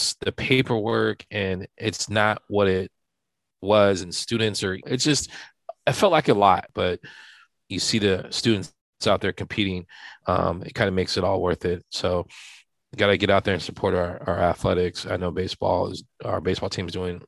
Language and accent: English; Santa Barbara, California, United States; moved away as an adult; also born or lived in overseas; I'm from Santa Barbara. I wasn't really born. I'm in Santa Barbara. My father was in the military, so I was born overseas.